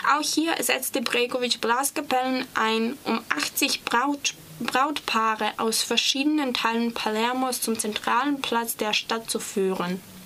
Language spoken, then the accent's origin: German; Serbia; German is a second language; ich komme aus Serbien